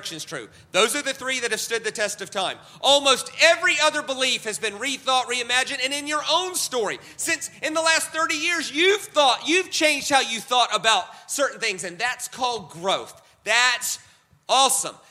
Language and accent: English; United States; I'm American